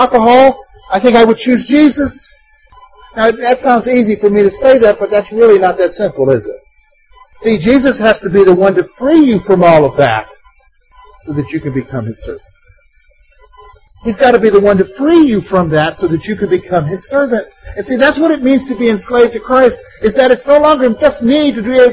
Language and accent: English; United States; In our American mindset, in our rugged individualism as an American